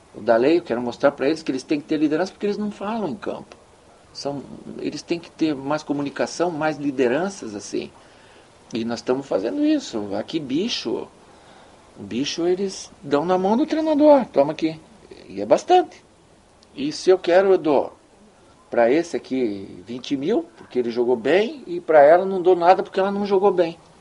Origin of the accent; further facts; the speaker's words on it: Brazil; moved away as an adult; now in China; a gente é brasileiro